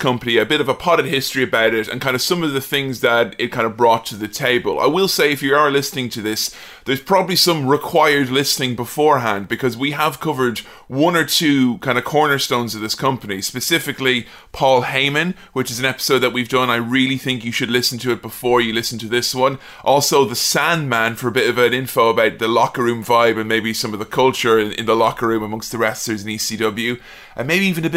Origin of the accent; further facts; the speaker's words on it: Westmeath, Ireland; also born or lived in Dublin; When I was a kid, I used to get bullied when I went to big school in Dublin because I was from Westmeath